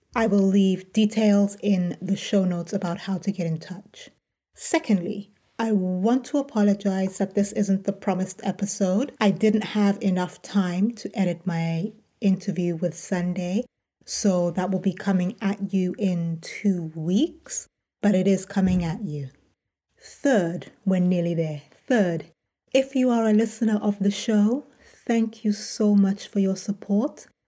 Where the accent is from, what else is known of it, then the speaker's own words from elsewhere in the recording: United Kingdom; moved away as an adult; also born or lived in United States; So now, as a Brit, these options are now open to me, and I'm in the UK